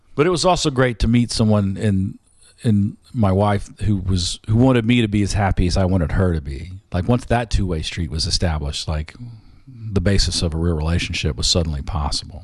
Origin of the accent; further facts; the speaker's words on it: the South, United States; as a Southerner